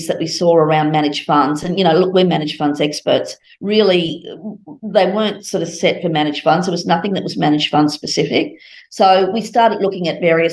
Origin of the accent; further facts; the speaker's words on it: Brisbane, Queensland, Australia; I grew up in Brisbane